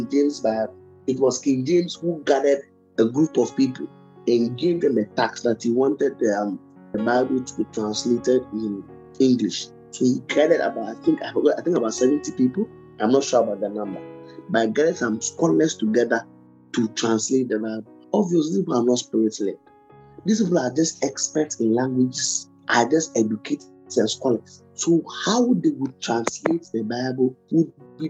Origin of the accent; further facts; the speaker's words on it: Ghana; I'm a Ghanaian